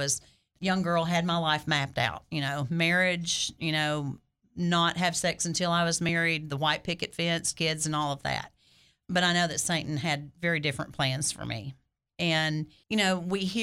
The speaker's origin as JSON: {"language": "English", "town": "Heber Springs", "region": "Arkansas", "country": "United States", "tie": "born or raised there", "also_born_or_lived": "Little Rock, Arkansas", "moved": "as an adult", "lives_now": "Cabot, United States", "said": "I grew up in a very small town. I grew up in Heber Springs, and I'm the youngest of nine children"}